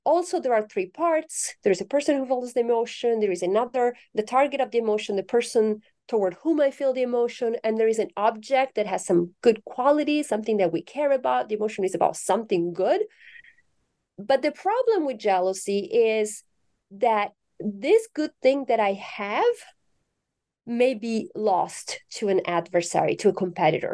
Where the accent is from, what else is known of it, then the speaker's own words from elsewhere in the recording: Italy; moved away as an adult; now in United States; I'm originally from Italy, um, so I correspond to the stereotype of the passionate Italian